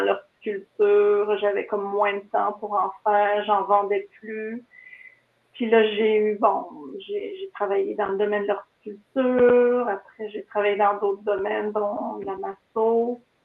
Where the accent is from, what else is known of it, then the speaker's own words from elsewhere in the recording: Kiamika, Quebec, Canada; je viens de Mont-Laurier, d'un petit village de Kamika, près de Mont-Laurier.